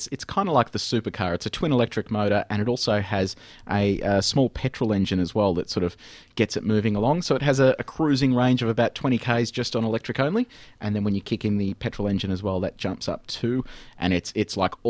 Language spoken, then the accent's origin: English; Geelong, Victoria, Australia; I grew up in Geelong, so I am officially a Bogan.